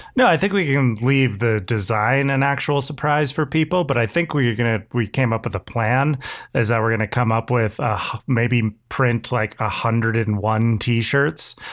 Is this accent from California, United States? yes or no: yes; California, United States; Californian through and through